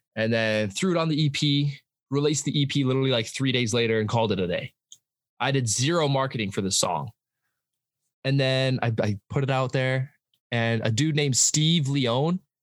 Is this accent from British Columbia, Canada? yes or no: yes; Abbotsford, British Columbia, Canada; I'm from Abbotsford, uh, BC, Canada. That's like an hour outside of Vancouver.